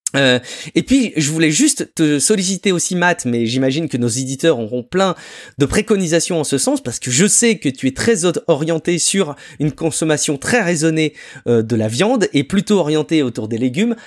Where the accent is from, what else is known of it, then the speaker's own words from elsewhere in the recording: France; chez nous en France